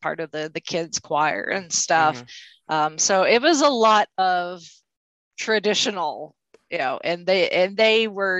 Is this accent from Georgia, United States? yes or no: no; Indiana, United States; Well, I'm a native Hoosier.